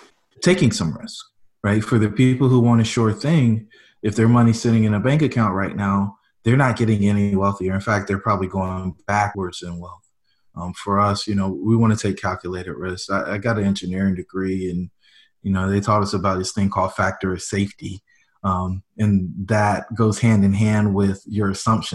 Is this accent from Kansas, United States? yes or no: no; Fayetteville, North Carolina, United States; moved away as an adult; now in Greensboro, United States; where I grew up in Fayetteville